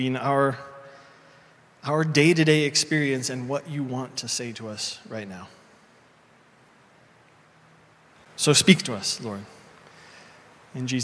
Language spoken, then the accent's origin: English; Indiana, United States; moved away; a street in my hometown in Indiana